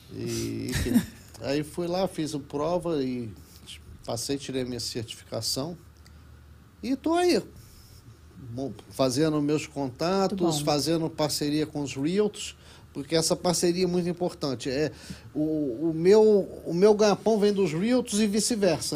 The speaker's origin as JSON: {"language": "Portuguese", "region": "Rio de Janeiro", "country": "Brazil", "also_born_or_lived": "Kuala Lumpur, Malaysia", "moved": "as an adult", "lives_now": "Miami, United States", "said": "eu sou carioca, sou carioca."}